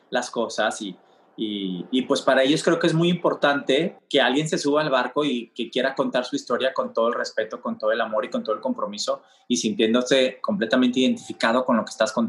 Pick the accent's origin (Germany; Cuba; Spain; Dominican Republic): Cuba; Siendo latino, cubano, no es la misma reacción que tienes en Miami